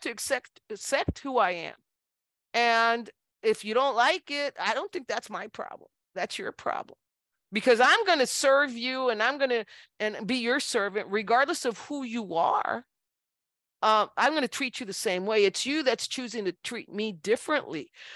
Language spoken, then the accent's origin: English; Brownsville, Texas, United States; moved away as an adult; now in San Antonio, United States; I was born in, in Brownsville, Texas, in nineteen sixty-five at Mercy Hospital